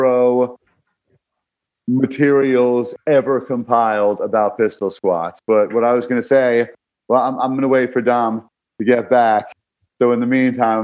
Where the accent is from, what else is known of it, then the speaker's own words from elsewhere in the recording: New York City, New York, United States; growing up in Brooklyn